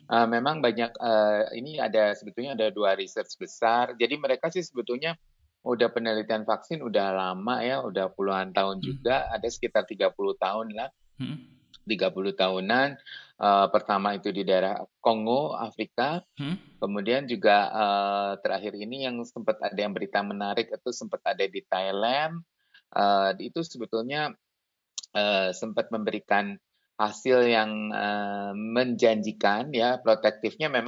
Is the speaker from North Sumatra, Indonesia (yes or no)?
no; Bandung, West Java, Indonesia; Halo semua, saya Dr. …, saya dari Bandung.